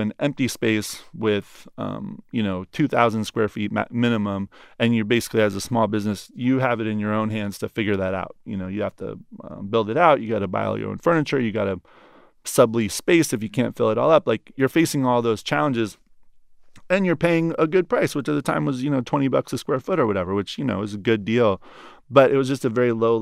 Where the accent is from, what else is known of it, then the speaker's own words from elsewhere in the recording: Oregon, United States; moved away as an adult; now in New York, United States; I'm coming from Oregon.